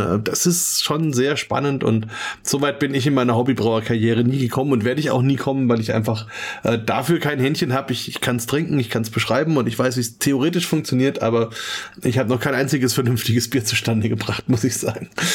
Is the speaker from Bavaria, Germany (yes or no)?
yes; Franconia, Bavaria, Germany; als Franke